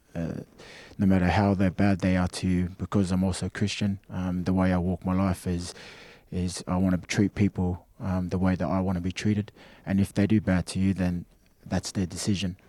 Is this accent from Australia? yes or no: yes; Australia; moved away; I felt more like an Australian as a kid, um, because that's where I grew up